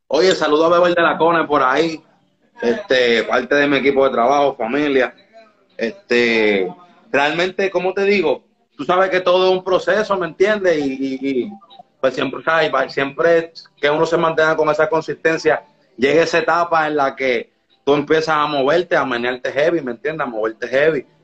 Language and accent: Spanish; Puerto Rico; me mudé a Puerto Rico a ah, bien temprana edad. Y pues aquí pues tuve como que mi adolescencia, mi, mi, escuela ya como tal, ¿sabes? Mi, intermedia, mi high school.